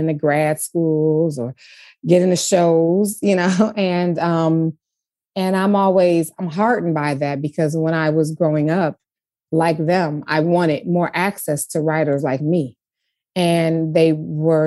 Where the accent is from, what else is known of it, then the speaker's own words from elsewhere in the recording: Detroit, Michigan, United States; moved away as an adult; also born or lived in Ann Arbor; I was raised in this city. I was raised in Coleman Young's Detroit.